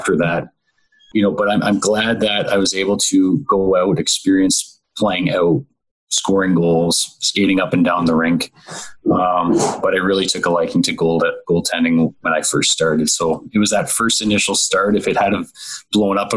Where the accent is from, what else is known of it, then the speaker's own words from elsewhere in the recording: Owen Sound, Ontario, Canada; I was able to spend 4 years playing in Owen Sound in my hometown